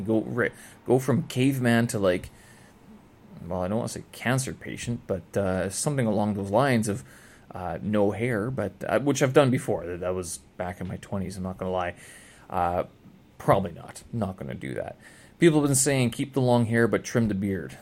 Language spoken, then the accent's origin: English; Canada; moved away as an adult; now in Beijing, China; I'm from Canada